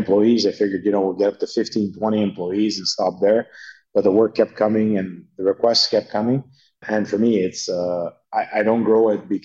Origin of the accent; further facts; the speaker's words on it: Canada; as a Canadian and a taxpayer